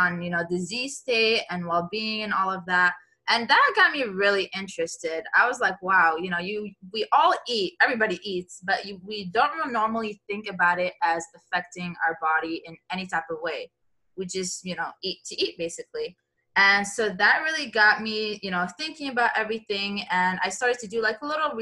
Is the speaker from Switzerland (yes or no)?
no; Syria; now in Miami, United States; I'm from Syria